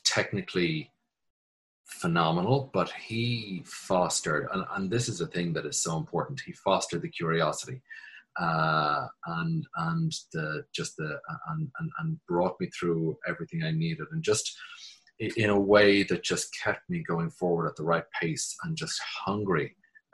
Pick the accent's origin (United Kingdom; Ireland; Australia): Ireland; Dublin, Leinster; moved away as an adult; now in New York, United States; I was born in Dublin, raised in Dublin, and I moved to New York in 1999.